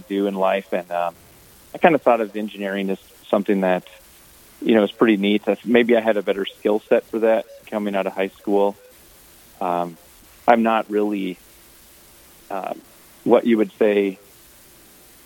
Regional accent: Carlos, Minnesota, United States; I grew up in Carlos, Minnesota, roughly 10 miles north of Alexandria

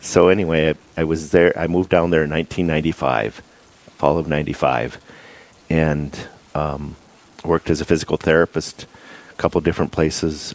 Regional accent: Bismarck, North Dakota, United States; moved away as an adult; also born or lived in Fargo, North Dakota / Phoenix, Arizona; I grew up at Corpus Christi in Bismarck.

